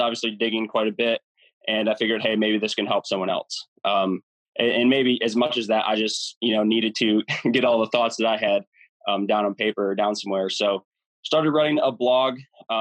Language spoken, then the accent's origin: English; Michigan, United States; growing up, I grew up here in Michigan